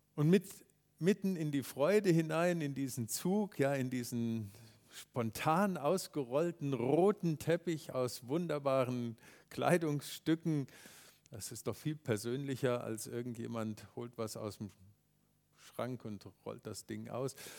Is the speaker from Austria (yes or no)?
no; Germany; wir Deutschen